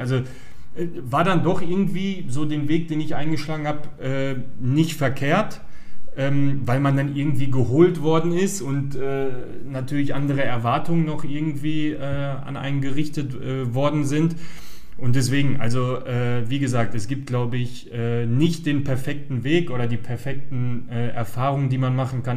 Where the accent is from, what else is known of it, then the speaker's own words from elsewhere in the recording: Gladbeck, North Rhine-Westphalia, Germany; Also ich bin in Gladbeck geboren, also äh, Schlussfolgerung war natürlich, dass ich auch in Gladbeck angefangen habe, Fußball zu spielen.